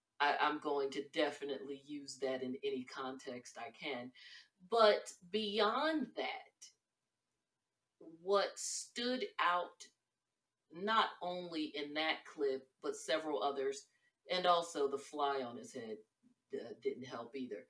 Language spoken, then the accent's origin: English; Northeast, United States; I am from the Northeast